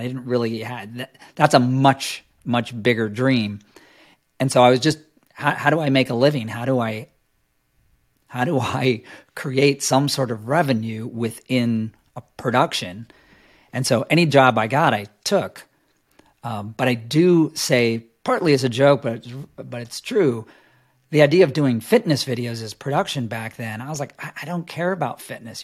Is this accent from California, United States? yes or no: no; New York City, New York, United States; I grew up in New York City